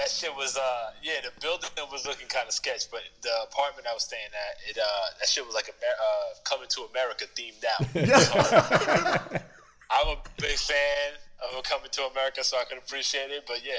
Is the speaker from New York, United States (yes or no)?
yes; New York City, New York, United States; I'm from the Bronx, New York.